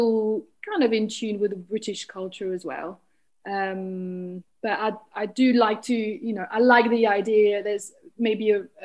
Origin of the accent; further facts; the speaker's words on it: France; English is a second language; moved away as an adult; also born or lived in Berlin / London; now in St Albans, United Kingdom; I live in St. Albans in Hertfordshire, and I grew up in France. I'm originally from France, and I still see myself as French